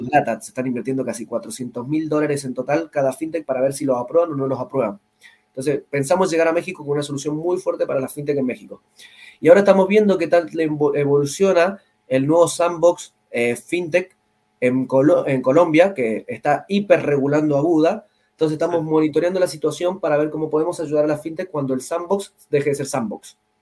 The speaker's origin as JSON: {"language": "Spanish", "region": "Mendoza", "country": "Argentina", "said": "Yo vengo de Mendoza, Argentina"}